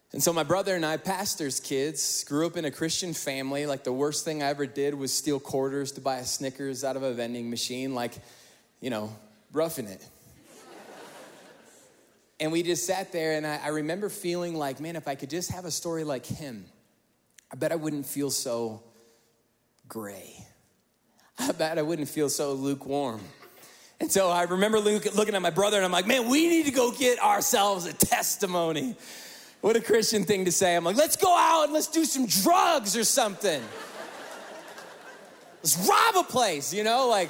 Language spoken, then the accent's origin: English; Northwest Indiana, United States; We grew up in the Midwest, Northwest Indiana.